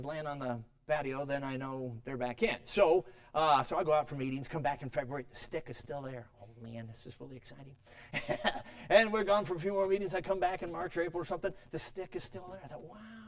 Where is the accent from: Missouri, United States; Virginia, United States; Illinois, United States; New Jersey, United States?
Illinois, United States; Chicago; moved away; also born or lived in Durango, Colorado; Now, I grew up in Chicago.